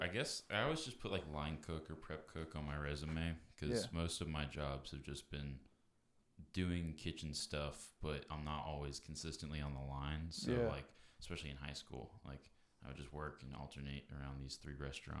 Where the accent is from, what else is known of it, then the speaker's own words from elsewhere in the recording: Lovettsville, Virginia, United States; moved away as an adult; also born or lived in Florida / Nevada / Staunton, Virginia / Asheville, North Carolina; So I grew up in Lovettsville, Virginia, which is like only a 10-15 minute drive to the Maryland border. So we were constantly in like Brunswick, Maryland, like 20 minutes outside Harper's Ferry.